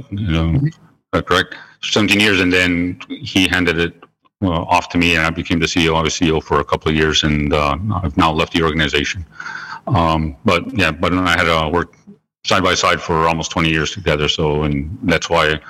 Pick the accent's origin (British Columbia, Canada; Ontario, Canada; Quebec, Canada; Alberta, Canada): Quebec, Canada; Kahnawake; also born or lived in United States; I was born and raised and lived in Gunawaga for most of my life.